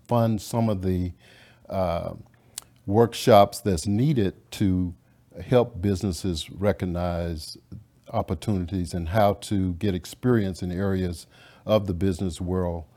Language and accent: English; Louisiana, United States; now in Dallas, United States; I grew up in Louisiana.